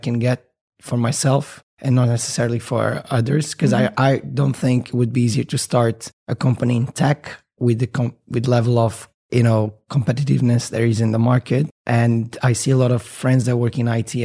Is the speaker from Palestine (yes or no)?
no; Portugal; moved away as an adult; also born or lived in Bermuda; now in United Arab Emirates; I'm from Portugal. I've moved here about almost 10 years ago, just out of university.